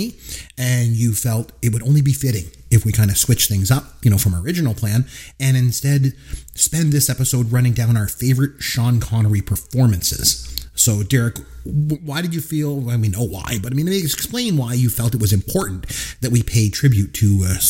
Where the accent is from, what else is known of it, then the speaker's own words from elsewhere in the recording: Canada; I'm Canadian